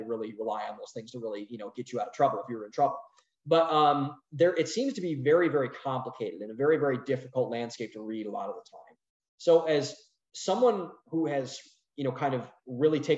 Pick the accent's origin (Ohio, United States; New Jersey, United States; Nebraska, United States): Ohio, United States; Cleveland; I'm from Northeast Ohio, from Cleveland, you know, steel town